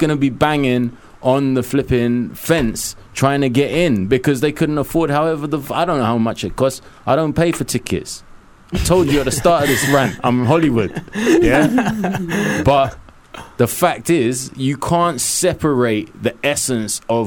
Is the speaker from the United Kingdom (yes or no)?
yes; London, United Kingdom; also born or lived in Hackney, London; I was born in Kilburn. I was raised in Willesden Green, Kilburn, and Cricklewood.